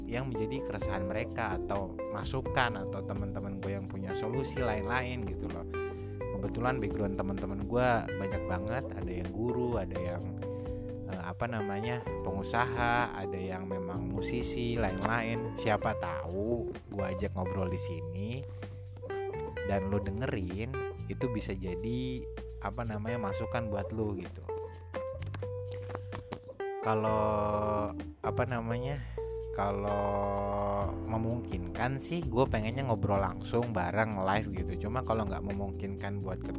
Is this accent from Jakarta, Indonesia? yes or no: yes; Jakarta, Indonesia; karena gue lahir besar di Jakarta tapi gue punya darah Jawa juga jadi gue biasa dipanggil mas dan gue juga punya darah Sunda juga